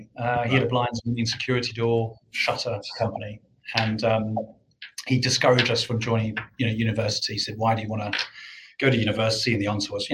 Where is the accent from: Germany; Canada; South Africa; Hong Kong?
South Africa; moved away as an adult; now in United Kingdom; I grew up in South Africa